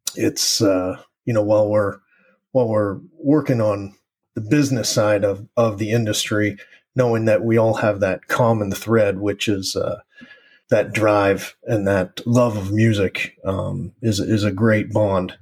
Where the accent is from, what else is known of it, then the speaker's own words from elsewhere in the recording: East Coast, United States; also born or lived in Uruguay; growing up on the East Coast